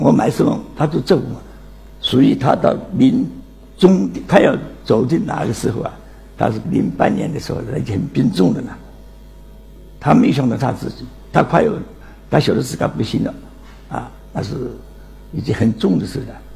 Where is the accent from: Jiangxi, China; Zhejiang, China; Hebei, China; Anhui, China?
Jiangxi, China; Nancheng; moved away; 今年九十二岁，江西南城人